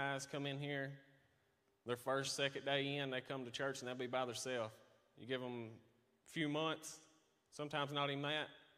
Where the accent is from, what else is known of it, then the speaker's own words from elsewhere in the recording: Hohenwald, Tennessee, United States; moved away as an adult; also born or lived in Lebanon, Tennessee / Camden, Tennessee; I was born and raised in Hornwall, Tennessee. Lived there for 30 years.